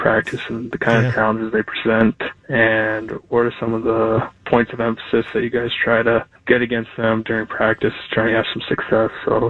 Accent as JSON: {"language": "English", "town": "Minneapolis", "region": "Minnesota", "country": "United States", "moved": "yes", "lives_now": "Springfield, United States", "said": "from Minneapolis, Minnesota, currently in Springfield, Missouri."}